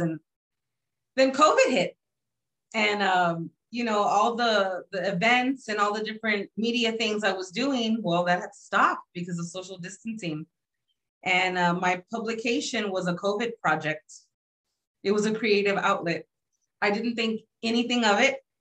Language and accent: English; San Antonio, Texas, United States; I'm from San Antonio, Texas.